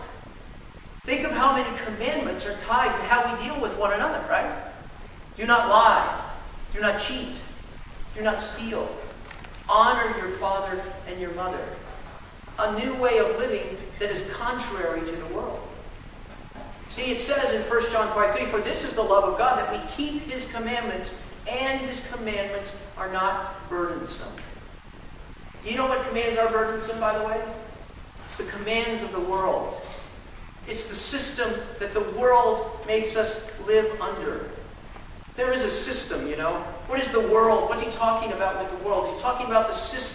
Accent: Dallas, Texas, United States; growing up in Dallas, Texas

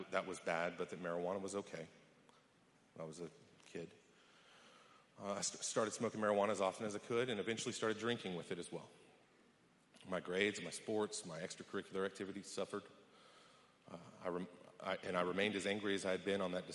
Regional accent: West Texas, United States; I was born in West Texas to an oil and gas accountant and an elementary school teacher

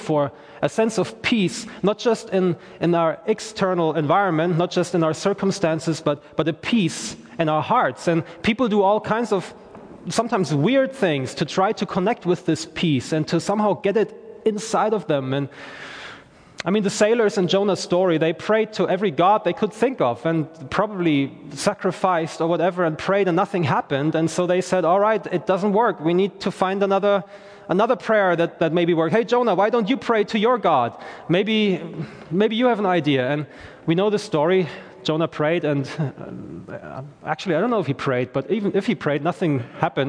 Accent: Germany; English is a second language; now in Belfast, United Kingdom; I am from Germany originally

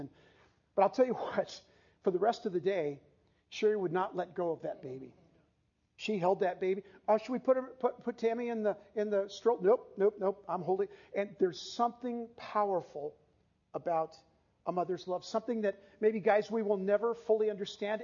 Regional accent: San Diego, California, United States; we grew up in San Diego

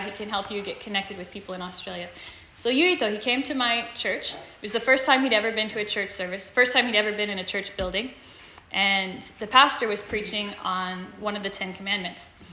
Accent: Stafford, United States; moved away as an adult; now in Tokyo, Japan; I'm from Stafford, from west of here, but I've lived in Japan for the last four years now.

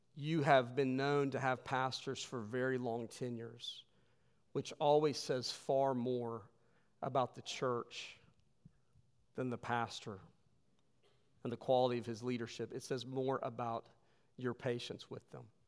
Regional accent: West Virginia, United States; moved away; I'm from West Virginia

